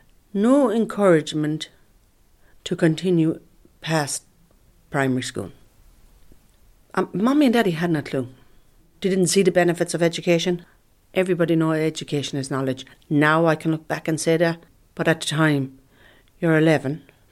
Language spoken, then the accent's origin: English; Ireland; I'm an Irish traveller woman. I'm 54 years of age.